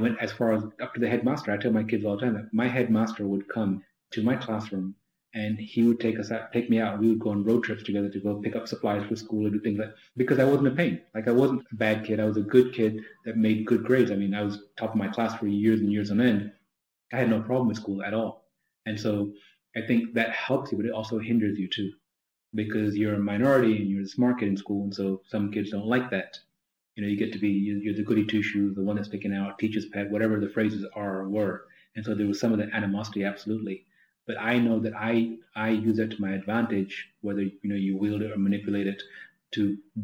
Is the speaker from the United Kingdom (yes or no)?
yes; London, United Kingdom; now in United States; I was born in London